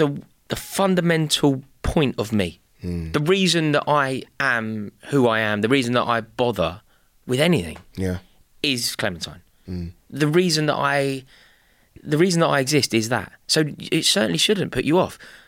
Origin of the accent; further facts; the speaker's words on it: United Kingdom; I know we're British and we don't speak about things like